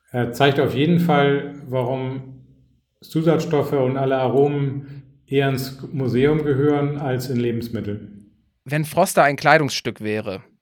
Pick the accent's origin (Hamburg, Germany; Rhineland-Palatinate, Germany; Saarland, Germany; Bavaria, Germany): Hamburg, Germany; born there; In Hamburg.